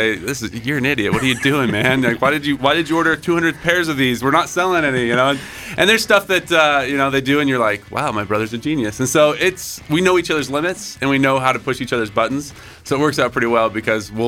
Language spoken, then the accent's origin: English; Idaho, United States; we grew up in Idaho.